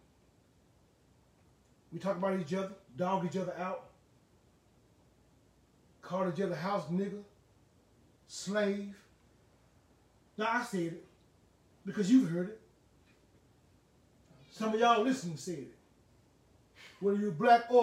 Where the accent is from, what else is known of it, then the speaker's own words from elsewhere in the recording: Huntsville, Alabama, United States; I was born in Huntsville, Alabama, in Huntsville Hospital